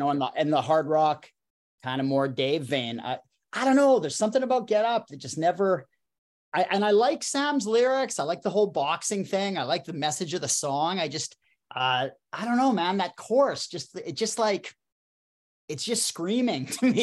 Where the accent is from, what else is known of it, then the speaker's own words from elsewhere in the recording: Saskatoon, Saskatchewan, Canada; my hometown of Saskatoon